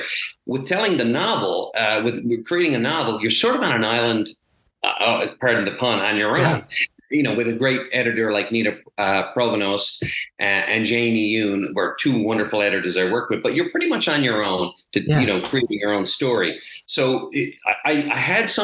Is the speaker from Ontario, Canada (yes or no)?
no; Petty Harbour, Newfoundland and Labrador, Canada; I grew up in the 70s and 80s in this small fishing community. Petty Harbor, Newfoundland is my hometown.